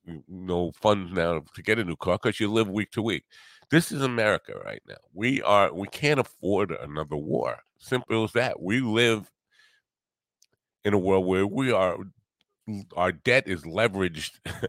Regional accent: United States; As an American

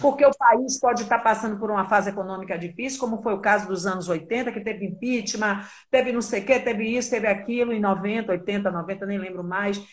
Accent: Salvador, Bahia, Brazil; eu amo a minha terra, a Bahia

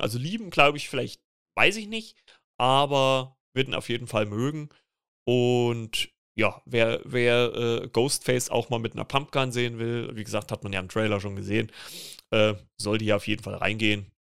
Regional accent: Germany; bei uns in Deutschland

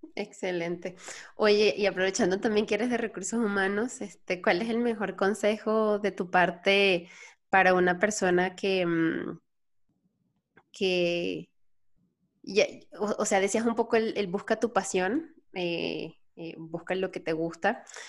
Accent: Venezuela; moved away as an adult; now in Mexico; soy venezolana, tengo tres años aquí. Yo, yo me, salí de Venezuela

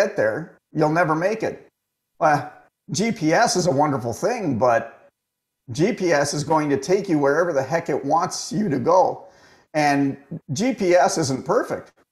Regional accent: Toronto, Ontario, Canada; I was born and raised in Toronto

